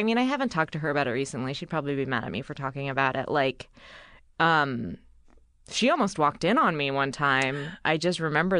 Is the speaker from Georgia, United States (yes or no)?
no; Bay Area, California, United States; I grew up in the Bay Area.